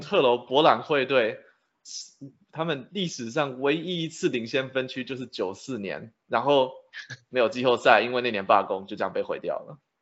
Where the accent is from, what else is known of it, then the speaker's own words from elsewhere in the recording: Taiwan; 小时候在台湾看电视转播的时候还看过 Greg Midas 的比赛